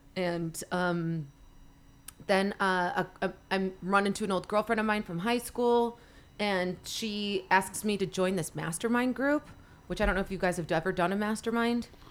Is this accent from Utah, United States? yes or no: yes; Salt Lake City, Utah, United States; moved away as an adult; also born or lived in Los Angeles / Venice Beach; now in Salt Lake City, United States; I grew, born and raised in Salt Lake City